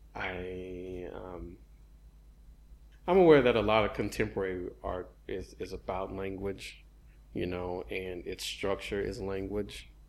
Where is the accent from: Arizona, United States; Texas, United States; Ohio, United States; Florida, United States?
Texas, United States; Houston; growing up in Houston, since high school